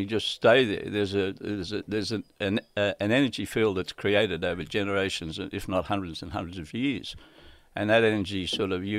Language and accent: English; Redfern, Maroubra, Central Coast, New South Wales, Australia; When I moved up from Maroubra, I moved from Redfern to Maroubra, and then I went to Maroubra Beach